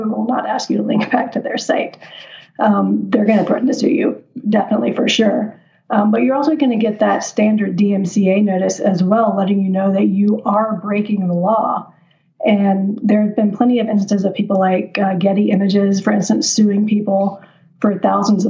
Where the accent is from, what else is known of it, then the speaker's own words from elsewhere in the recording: Nashville, Tennessee, United States; also born or lived in Netherlands; now in Las Vegas, United States; I'm from the Nashville area